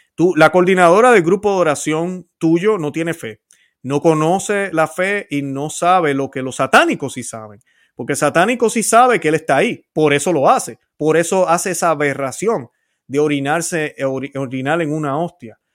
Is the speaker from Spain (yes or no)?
no; Puerto Rico; Yo soy puertorriqueño